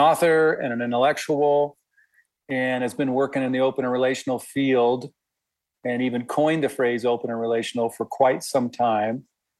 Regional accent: Midwest, United States; I'm from the Midwest.

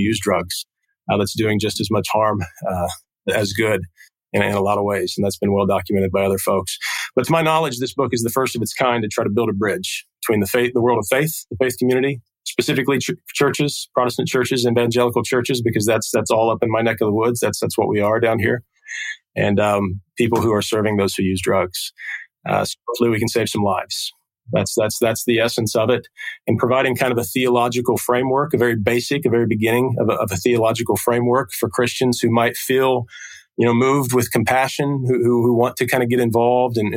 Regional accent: Portsmouth, Ohio, United States; also born or lived in Wheelersburg, Ohio; downtown Portsmouth, which is my hometown here

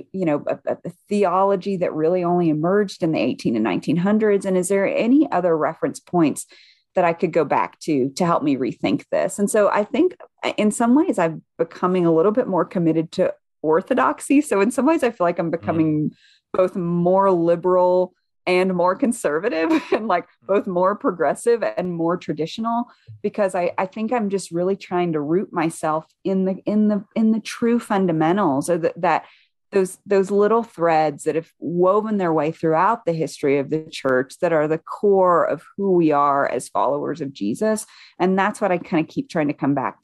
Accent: the South, United States; moved away; I grew up white evangelical in the South

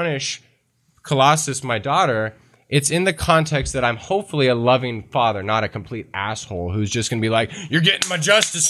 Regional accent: the South, United States; I'm from the South

